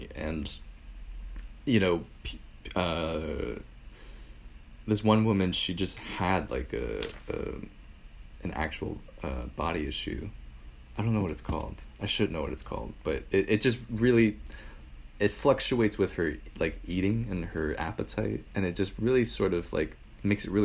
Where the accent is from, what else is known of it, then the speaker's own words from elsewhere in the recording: New York City, New York, United States; I grew up in New York City for most of my life